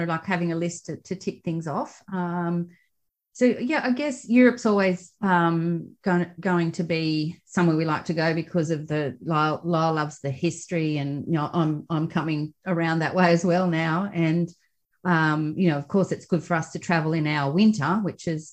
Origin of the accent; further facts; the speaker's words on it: Australia; accent: Australian; we're Australian. You can hear by our accents